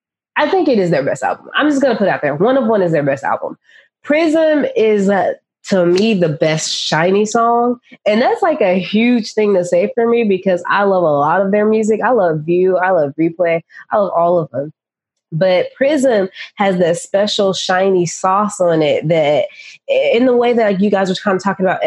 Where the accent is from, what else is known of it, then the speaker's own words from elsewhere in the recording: England, United Kingdom; But I'm English.